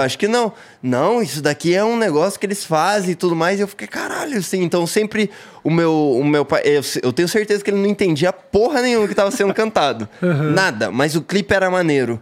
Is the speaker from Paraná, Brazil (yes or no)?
yes; Paranaguá, Paraná, Brazil; also born or lived in Curitiba / Siqueira Campos; eu cresci em Paranaguá e daí mudei para Curitiba, Siqueira Campos, e aí é no Paraná